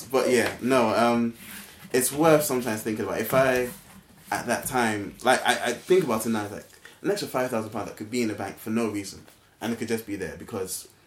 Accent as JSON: {"language": "English", "country": "Ghana", "said": "I, I came from Ghana. We paid to go to school."}